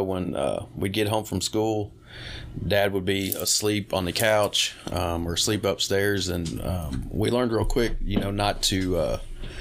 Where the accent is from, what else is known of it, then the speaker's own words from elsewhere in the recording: Louisville, Kentucky, United States; also born or lived in Bowling Green, Kentucky; I was born and raised in Louisville